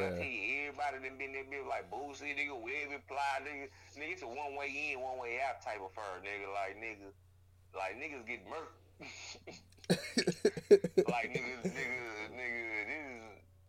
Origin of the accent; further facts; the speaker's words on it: Shreveport, Louisiana, United States; moved away; I ain't never been to New Orleans, and I'm from Shreveport.